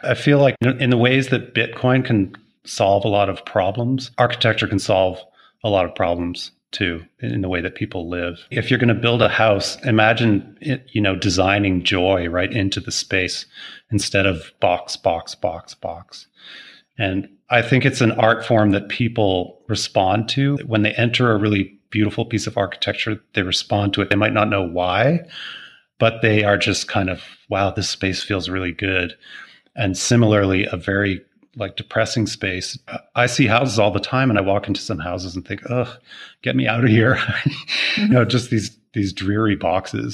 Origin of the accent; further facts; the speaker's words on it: Toronto, Ontario, Canada; moved away as an adult; also born or lived in Montreal; now in Maui, United States; I'm Canadian born, I suppose. Uh, born in Toronto, lived in Montreal for a little bit.